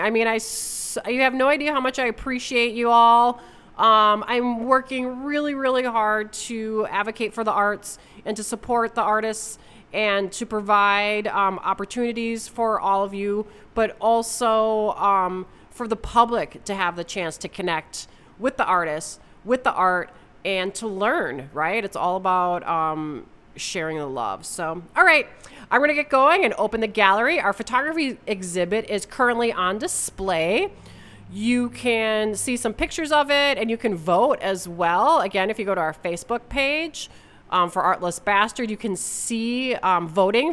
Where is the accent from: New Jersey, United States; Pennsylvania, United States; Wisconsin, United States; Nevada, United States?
Wisconsin, United States; moved away as an adult; also born or lived in West Coast, United States; my home state of Wisconsin